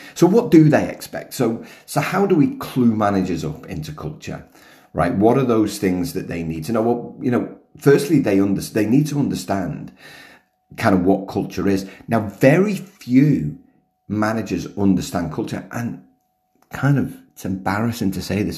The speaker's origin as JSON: {"language": "English", "country": "United Kingdom", "moved": "yes", "lives_now": "Melbourne, Australia", "said": "being British"}